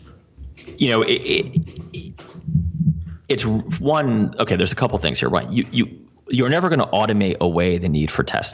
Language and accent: English; New Jersey, United States; accent: New Jersey; my New Jersey accent.